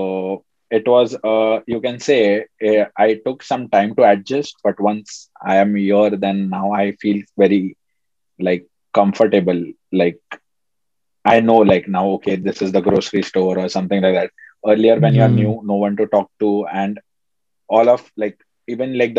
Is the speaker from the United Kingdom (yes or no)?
no; Mumbai, Maharashtra, India; moved away as an adult; now in Rochester, United States; I come from Bombay. So, you know, like Bombay is pretty crowded.